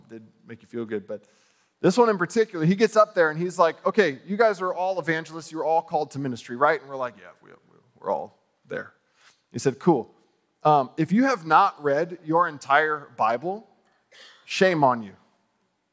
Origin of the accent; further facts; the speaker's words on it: United States; I'm from America